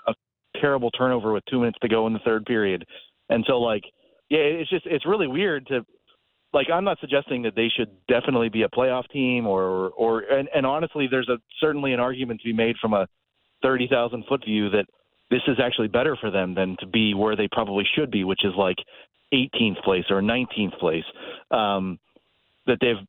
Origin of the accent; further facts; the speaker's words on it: western Pennsylvania, United States; moved away; I am sitting in the plaza of my hometown in western Pennsylvania